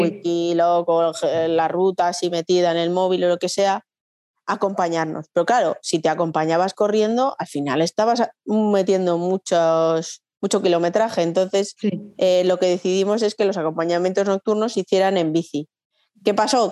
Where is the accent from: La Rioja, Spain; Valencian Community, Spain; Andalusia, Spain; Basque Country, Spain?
La Rioja, Spain; Logroño; yo soy de Logroño